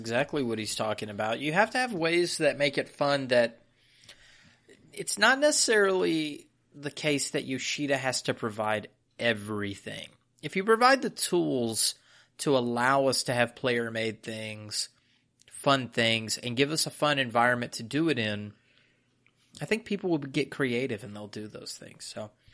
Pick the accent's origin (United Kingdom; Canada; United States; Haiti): United States; I'm an American